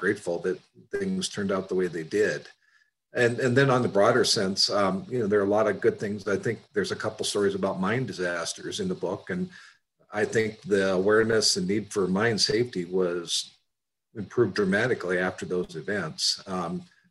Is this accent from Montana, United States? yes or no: yes; Malta, Montana, United States; also born or lived in Bitterroot Valley, Montana / Great Falls, Montana / Helena, Montana / Flathead, Montana; I grew up on the High Line in Malta, Montana, where my family owned a weekly newspaper